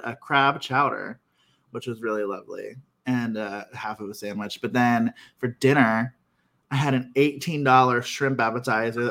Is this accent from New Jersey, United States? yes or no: no; Ohio, United States; I'm from Ohio